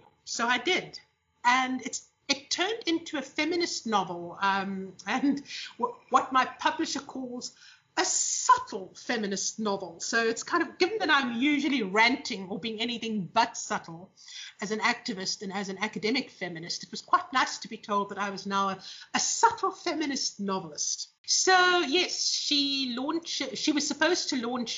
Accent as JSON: {"language": "English", "country": "South Africa", "tie": "born or raised there", "said": "the last generation in South Africa that literally had to choose between marriage and career"}